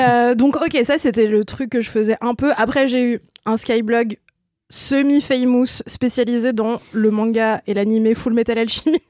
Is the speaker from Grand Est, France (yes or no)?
no; Ain, near Lyon, Auvergne-Rhône-Alpes, France; born or raised there; moved away